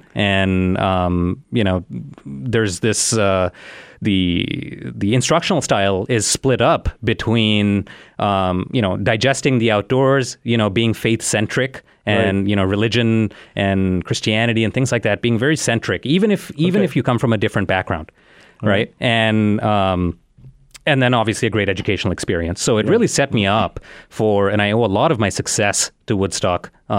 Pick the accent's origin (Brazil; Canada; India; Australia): India; now in Chicago, United States; So I moved to Chicago from India, mm-hmm. You know, about 15 years ago, right?